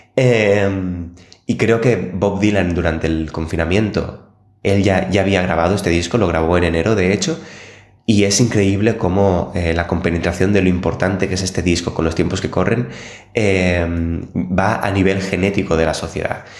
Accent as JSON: {"language": "Spanish", "town": "Barcelona", "region": "Catalonia", "country": "Spain", "moved": "yes", "lives_now": "Copenhagen, Denmark", "said": "yo vengo de Barcelona"}